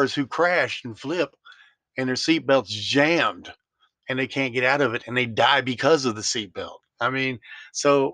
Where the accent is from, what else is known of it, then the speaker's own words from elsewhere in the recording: Memphis, Tennessee, United States; moved away; I'm from Memphis, Tennessee.